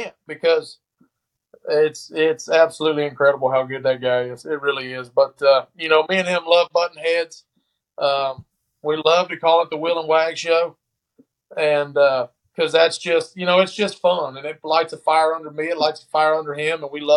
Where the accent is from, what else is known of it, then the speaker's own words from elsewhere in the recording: West Point, United States; growing up around here, where growing up in West Point